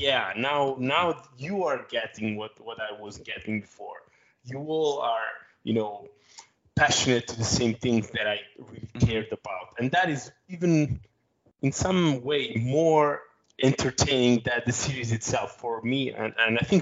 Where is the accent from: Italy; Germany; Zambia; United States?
Italy; my hometown here in Italy